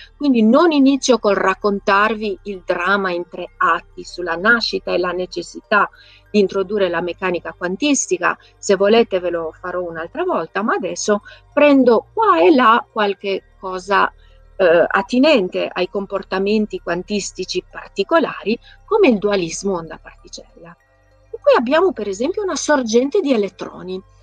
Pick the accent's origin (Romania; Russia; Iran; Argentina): Romania; Transylvania; moved away; Io sono nata e cresciuta in Transilvania, vicina al castello di Dracula